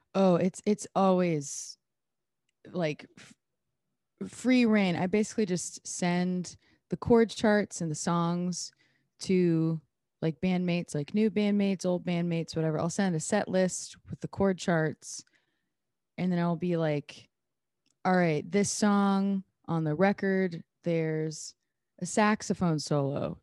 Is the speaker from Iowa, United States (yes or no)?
yes; Iowa, United States; born or raised there